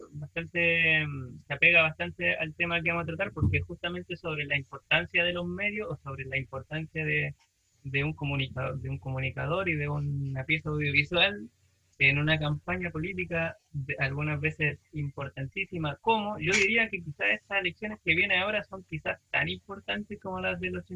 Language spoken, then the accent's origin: Spanish; Chile; nos convoca porque somos chilenos